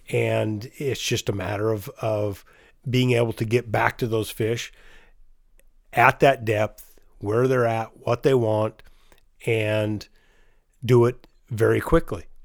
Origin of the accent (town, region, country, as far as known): Chelan, Washington, United States; born or raised there